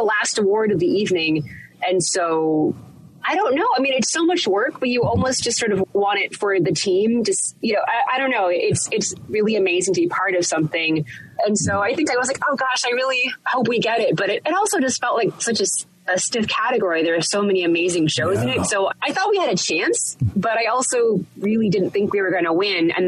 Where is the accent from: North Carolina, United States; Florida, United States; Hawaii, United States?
Hawaii, United States; moved away as an adult; now in New York, United States; growing up in an island where Hawaii is geographically one of the most isolated places in the world